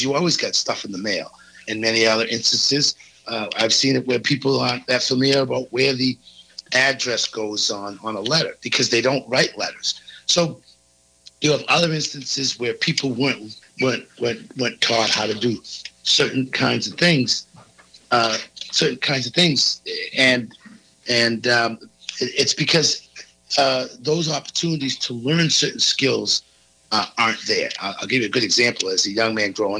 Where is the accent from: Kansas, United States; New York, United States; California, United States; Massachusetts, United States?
Massachusetts, United States; South Shore of; I grew up on the South Shore of Massachusetts